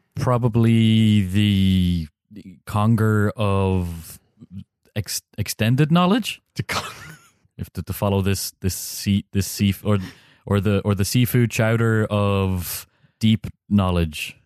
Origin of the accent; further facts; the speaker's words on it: Ireland; being an Irish person